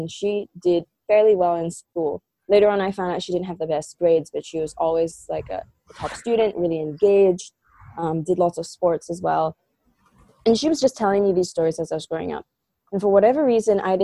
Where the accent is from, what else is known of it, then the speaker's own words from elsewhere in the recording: Singapore; I'm Singaporean